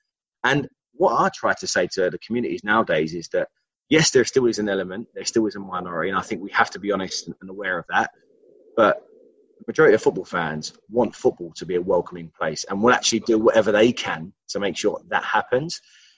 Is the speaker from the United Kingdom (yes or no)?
yes; United Kingdom; So as a British Asian myself, played for Barnet and Dagenham in League 2 and League 1 for a six-year period